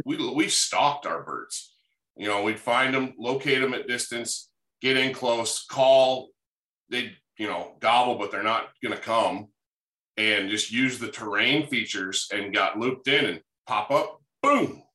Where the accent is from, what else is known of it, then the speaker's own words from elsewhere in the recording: Upper Peninsula of Michigan, United States; moved away as an adult; now in Wyoming, United States; I grew up in the Upper Peninsula of Michigan